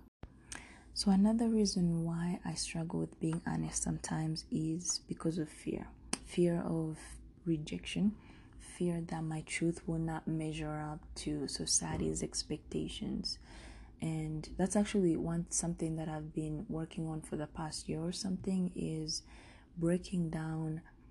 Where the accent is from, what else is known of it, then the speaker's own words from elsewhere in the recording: Rwanda; also born or lived in Denver; now in United States; I'm from Rwanda